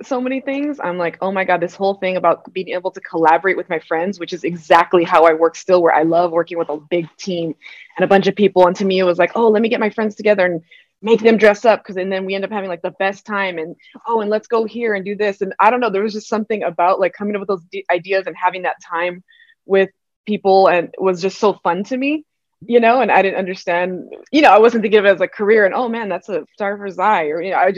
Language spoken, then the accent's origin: English; South El Monte, California, United States; I grew up in South El Monte in California, so it's like a small little neighborhood in San Gabriel Valley